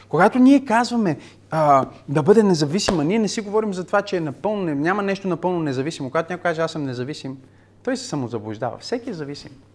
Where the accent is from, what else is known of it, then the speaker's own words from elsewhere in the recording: Bulgaria; сме българи